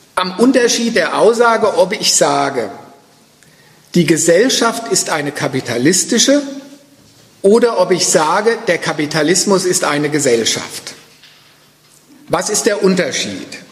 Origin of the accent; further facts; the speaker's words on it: Frankfurt am Main, Hesse, Germany; Ich komme ja aus Frankfurt